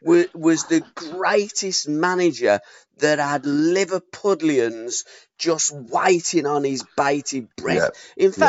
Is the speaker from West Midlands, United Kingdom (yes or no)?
yes; Birmingham, West Midlands, United Kingdom; I wasn't born in Liverpool. I was brought up in Birmingham.